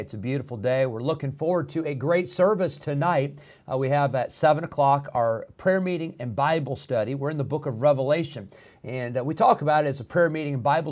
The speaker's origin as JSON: {"language": "English", "region": "Illinois", "country": "United States", "tie": "born or raised there", "moved": "yes", "said": "When I was growing up in Illinois"}